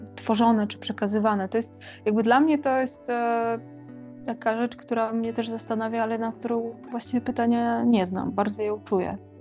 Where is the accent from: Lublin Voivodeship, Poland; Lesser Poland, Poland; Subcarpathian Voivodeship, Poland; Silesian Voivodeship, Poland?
Lublin Voivodeship, Poland; Lublin; moved away as an adult; now in Kraków, Poland; jestem z Lublina, e, urodziłam się w Lublinie i od y, no, ponad 10 lat mieszkam w Krakowie